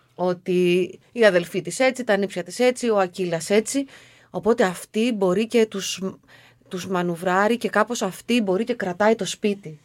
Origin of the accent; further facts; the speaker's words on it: Aigio, Western Greece, Greece; γεννήθηκα στο Αίγιο σε μια μικρή ναι. πόλη που όλα αυτά τα, τα, τα βλέπαμε, τα ζούσαμε.